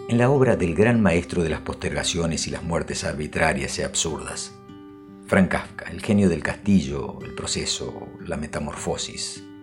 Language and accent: Spanish; Argentina; Soy argentino, pero no he nacido en Buenos Aires.